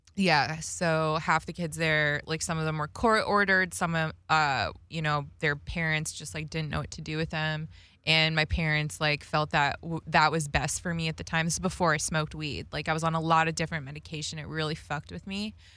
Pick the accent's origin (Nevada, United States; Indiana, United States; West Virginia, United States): Nevada, United States; Las Vegas; I grew up in Vegas, like, listening to rap and hip hop as a kid